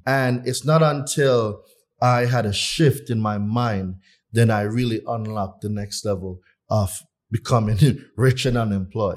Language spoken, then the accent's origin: English; Jamaica; moved away as an adult; I'm not from here. I was born in Jamaica. At nineteen years old, I left Jamaica